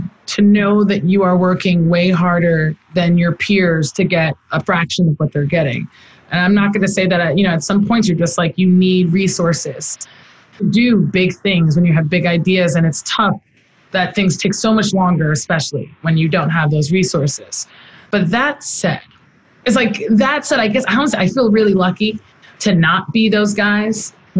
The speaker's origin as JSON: {"language": "English", "country": "Nigeria", "lives_now": "United States", "said": "because I have the duality of being in the U.S. but also being Nigerian, of seeing firsthand that the status quo is not enough."}